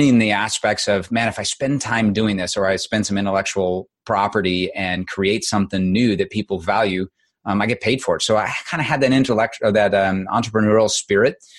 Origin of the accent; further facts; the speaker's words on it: Midwest, United States; I grew up in the Midwest on a farm